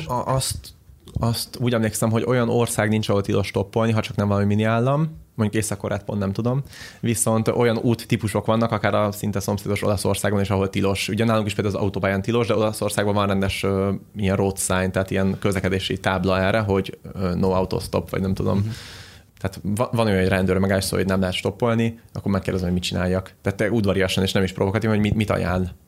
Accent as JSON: {"language": "Hungarian", "country": "Hungary", "said": "Magyarországon, mivel magyarok vagyunk"}